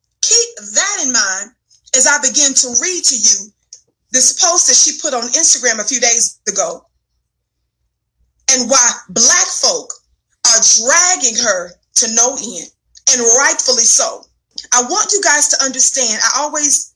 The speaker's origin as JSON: {"language": "English", "region": "the South", "country": "United States", "said": "I'm from the South. So in the South, we call them what? Fly swatters"}